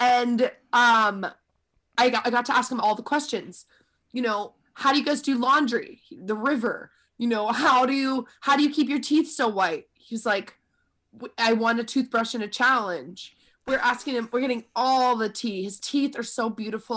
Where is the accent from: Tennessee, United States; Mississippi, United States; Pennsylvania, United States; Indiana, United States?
Pennsylvania, United States; suburbs of Philadelphia; moved away as an adult; now in New York City, United States; I had just moved from New York to the suburbs of Philly